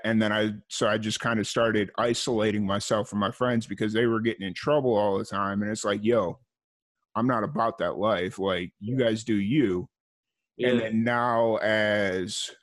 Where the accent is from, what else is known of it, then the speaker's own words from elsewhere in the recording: Chicago Heights, Illinois, United States; I grew up in this area called Chicago Heights, which is like, it's a working class community